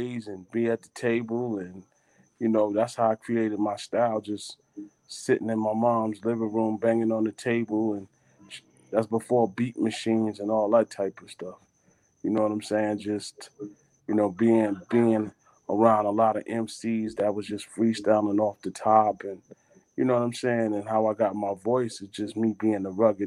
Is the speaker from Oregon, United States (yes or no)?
no; New York City, New York, United States; growing up in Brooklyn. You know what I'm saying? I'm originally from Flatbush, Brooklyn, so you know, West Indian background